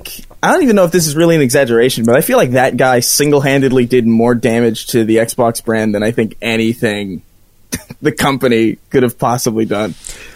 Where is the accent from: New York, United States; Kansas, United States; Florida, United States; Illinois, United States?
New York, United States; now in Los Angeles, United States; I'm from New York, but like I'm in LA now